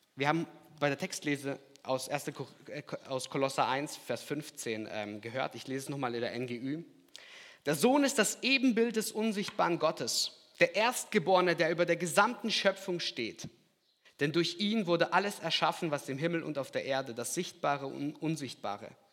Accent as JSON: {"language": "German", "area": "Lahr, Black Forest", "region": "Baden-Württemberg", "country": "Germany", "tie": "born or raised there", "also_born_or_lived": "Kazakhstan", "accent": "Alemannic", "said": "Ich bin ein paar Stunden weiter nördlich aufgewachsen in La. La Schwarzwald, kennt ihr bestimmt auch. Ich komme auch aus dem Alemannischen"}